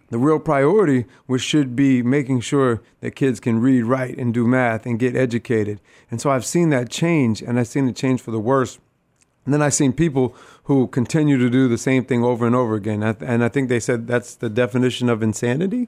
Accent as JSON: {"language": "English", "town": "Rochester", "region": "New York", "country": "United States", "tie": "born or raised there", "said": "I am born and raised here in Rochester, New York, uh, right from the east side of the city"}